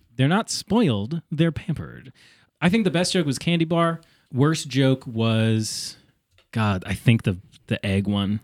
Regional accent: Connecticut, United States; accent: Connecticutan; my Connecticutan accent

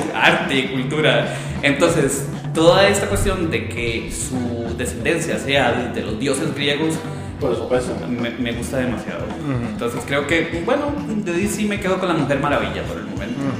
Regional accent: Costa Rica

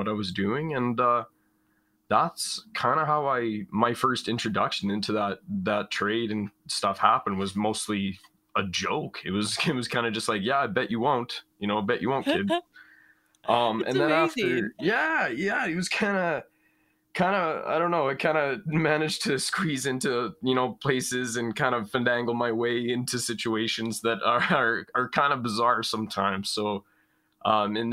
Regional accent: Prince Albert, Saskatchewan, Canada; now in British Columbia, Canada; I'm from Prince Albert, Saskatchewan, kind of just right along the edge of like large expanses of farmland

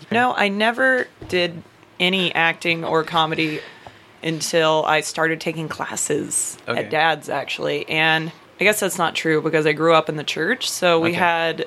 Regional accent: Marietta, Georgia, United States; also born or lived in Louisiana; I am one of the true Atlanta metro area locals, because I grew up in Marietta.

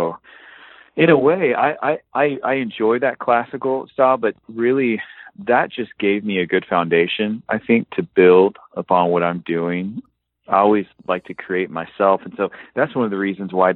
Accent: Fort Worth, Texas, United States; now in Nashville, United States; I'm from Fort Worth, Texas

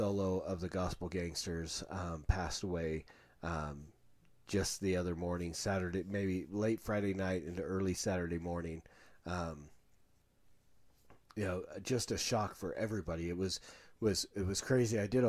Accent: India; growing up in India and being among this place where millions of gods, pretty much anything could be a god, and then finding Christ and being saved

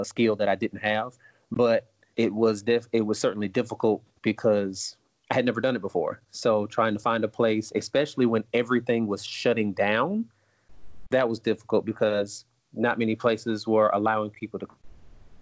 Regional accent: Greenwood, South Carolina, United States; I'm from Greenwood, South Carolina, and I had the opportunity to go to the local museum

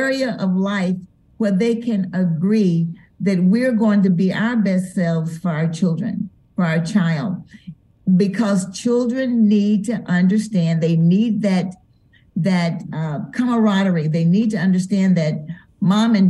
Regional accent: Denver, Colorado, United States; moved away as an adult; now in Memphis, United States; we're from Denver, so I'm accustomed to there being a lot of snow

